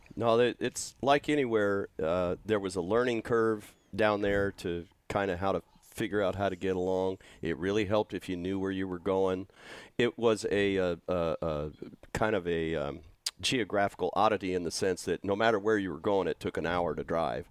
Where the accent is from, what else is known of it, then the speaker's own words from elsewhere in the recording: California, United States; a California farm boy